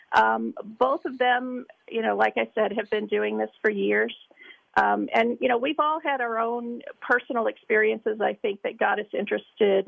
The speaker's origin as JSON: {"language": "English", "region": "Northern Kentucky", "country": "United States", "said": "we are three ladies from Northern Kentucky"}